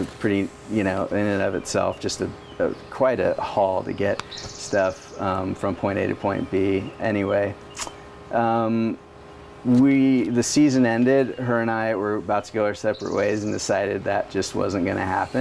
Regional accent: Burbank, California, United States; moved away as an adult; now in Oregon, United States; Grew up in Burbank, California, in SoCal

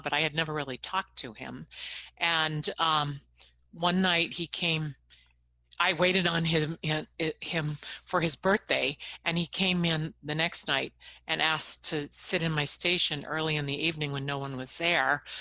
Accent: Riverside, California, United States; moved away as an adult; also born or lived in Los Angeles; growing up in Riverside, I was pretty far away.

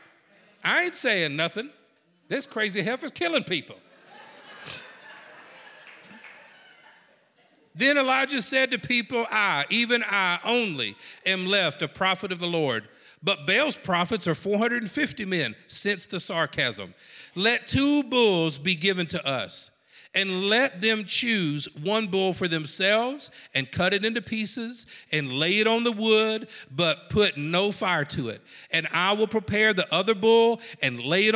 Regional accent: South Georgia, United States; I'm from South Georgia

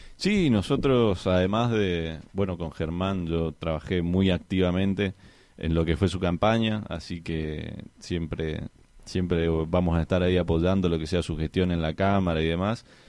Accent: Argentina

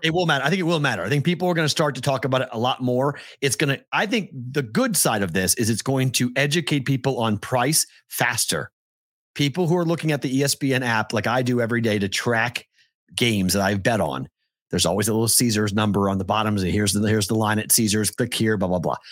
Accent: North Shore of Boston, Massachusetts, United States; I'm from the North Shore

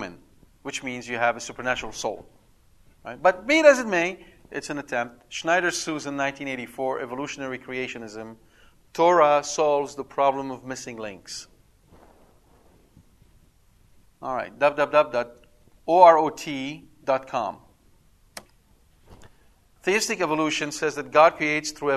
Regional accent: Canada; I'm Canadian. Yes, a Canadian.

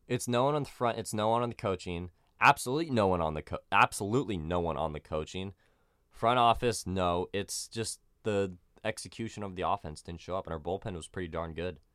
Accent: San Diego, California, United States; I'm from San Diego

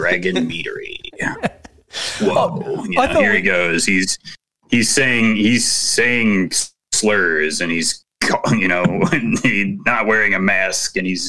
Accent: Chicago, Illinois, United States; I'm from Chicago

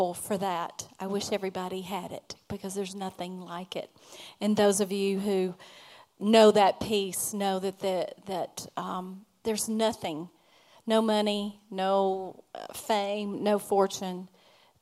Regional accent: Alabama, United States; I'm from Alabama. So, and happy to be. We're Alabamians

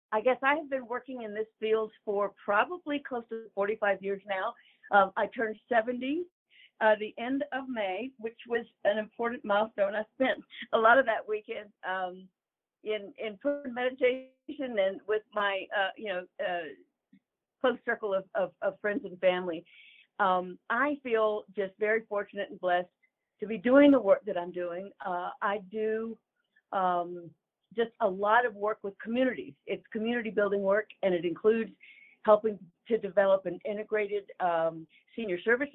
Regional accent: Birmingham, Alabama, United States; born or raised there

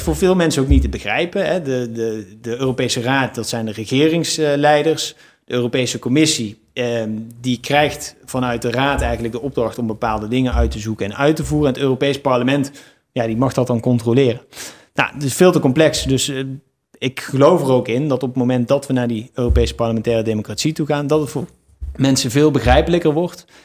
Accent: Eindhoven, North Brabant, Netherlands; moved away as an adult; also born or lived in Nijmegen; ik ben geboren in Eindhoven, opgegroeid in een klein dorpje

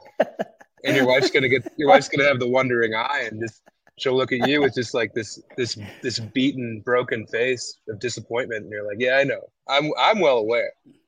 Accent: United States; I'm clearly American

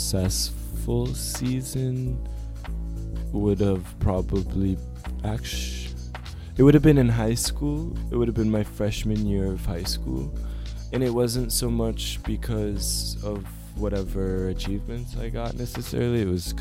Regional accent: Flagstaff, Arizona, United States; Because some people, I think, like the community I grew up with in Flagstaff, the group of friends that I had, we weren't necessarily rule followers

